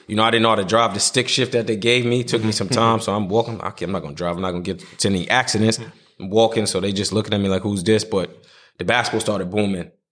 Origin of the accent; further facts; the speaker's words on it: New York, United States; also born or lived in South Carolina; because I was born and raised in New York. So me going to South Carolina, living down there, I'm like, okay, if I can go here